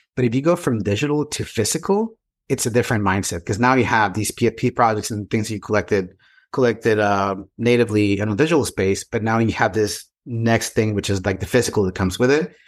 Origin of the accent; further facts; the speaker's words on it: Mexico; English is a second language; also born or lived in San Francisco / Texas / Portugal; now in Southern California, United States; I'm an immigrant in this country. I came from Mexico many years ago.